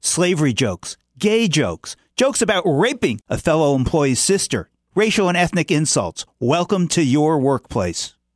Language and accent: English; United States; we American consumers